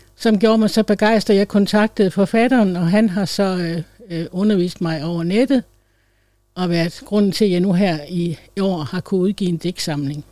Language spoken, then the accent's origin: Danish; Læsø, North Denmark Region, Denmark; blev jeg bortadopteret til en præstefamilie på Læsø, hvor jeg voksede op som efternøle ene barn